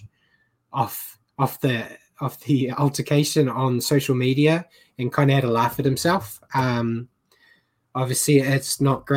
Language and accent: English; New Zealand; now in Australia; as a Kiwi over here